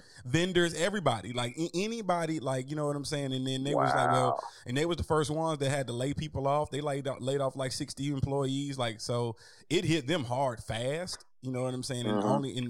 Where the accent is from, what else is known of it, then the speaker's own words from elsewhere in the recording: Lithonia, Georgia, United States; I grew up in Lithonia my whole life, man, and I'm just away from everything.